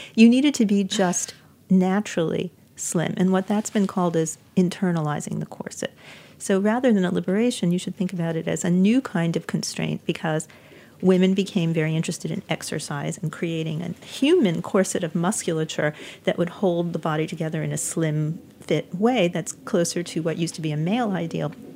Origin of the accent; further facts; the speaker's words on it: New York City, New York, United States; moved away as an adult; New York City, which is my hometown, and I was raised here